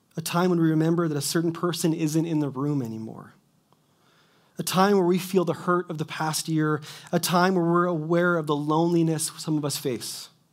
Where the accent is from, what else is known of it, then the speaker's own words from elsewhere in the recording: Kelowna, British Columbia, Canada; moved away as an adult; also born or lived in Quesnel; I was born and raised in Kelowna